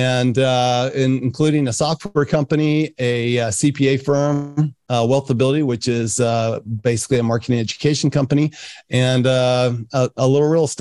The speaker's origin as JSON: {"language": "English", "town": "Salt Lake City", "region": "Utah", "country": "United States", "tie": "born or raised there", "also_born_or_lived": "France", "said": "I grew up in Salt Lake City, Utah."}